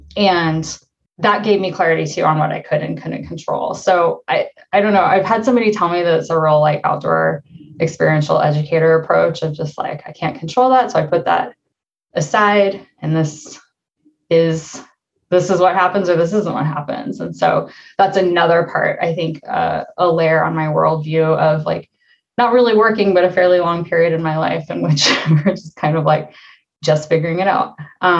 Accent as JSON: {"language": "English", "region": "Nebraska", "country": "United States", "tie": "born or raised there", "said": "Then we moved to Nebraska after that. And I grew up in the Midwest, like largely driving to Winter Park once a year to go skiing."}